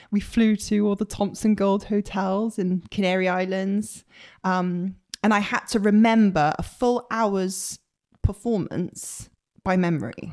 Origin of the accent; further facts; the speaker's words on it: Bristol, South West England, United Kingdom; moved away as an adult; also born or lived in Leeds; now in London, United Kingdom; I grew up in Bristol